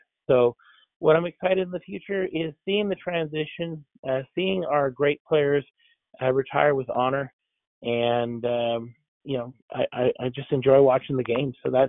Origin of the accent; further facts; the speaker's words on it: Montreal, Quebec, Canada; moved away; When I came down here from Montreal, the last cup Montreal won was 1993